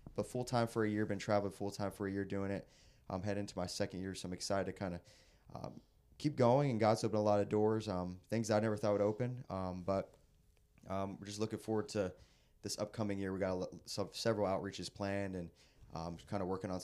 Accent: Bowie, Maryland, United States; I'm from Bowie, Maryland.

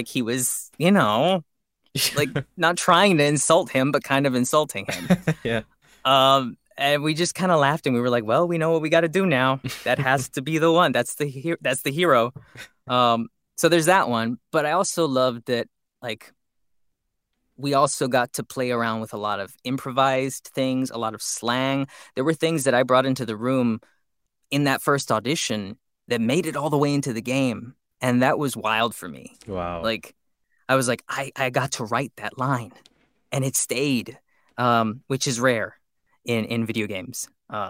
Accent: Los Angeles, California, United States; I grew up in East LA, and that's where Gekko's growing up too.

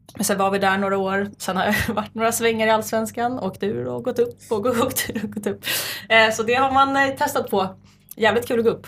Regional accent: Nacka, Stockholm County, Sweden; Jag är född och uppvuxen i Nacka, Saltsjöbo

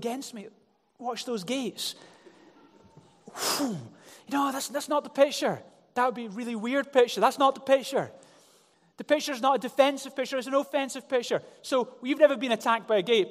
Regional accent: Glasgow, Scotland, United Kingdom; I grew up in Glasgow

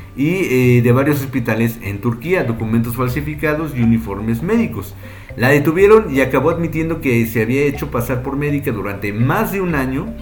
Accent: Mexico; yo, que soy mexicano

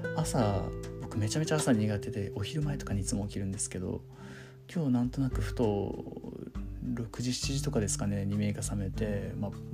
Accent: Okinawa, Japan; moved away as an adult; now in Tokyo, Japan; 東京上京した後もずっと沖縄に帰ってから沖縄のつながりでしか撮影したことなかった

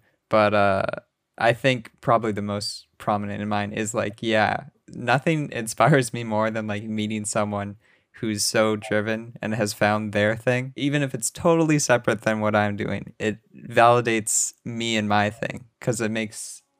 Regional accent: Canada; you know, as a Canadian.

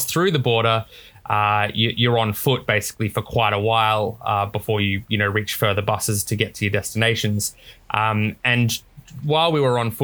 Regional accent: South Australia, Australia; now in Gold Coast, Australia; I was born in South Australia, but I'm Australian through and through.

